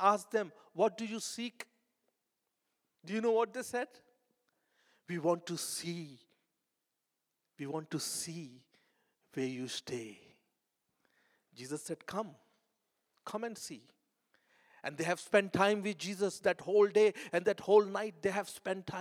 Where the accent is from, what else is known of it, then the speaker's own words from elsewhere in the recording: India; moved away; I'm coming from India